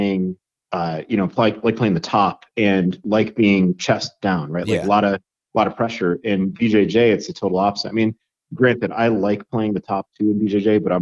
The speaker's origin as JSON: {"language": "English", "region": "Connecticut", "country": "United States", "also_born_or_lived": "Pennsylvania", "moved": "as an adult", "said": "I'm from Connecticut"}